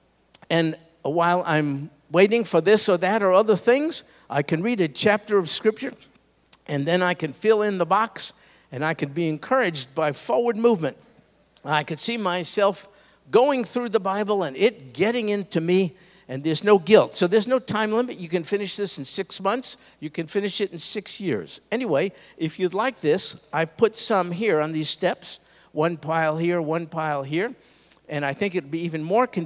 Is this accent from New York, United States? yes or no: yes; New York, United States; I grew up in New York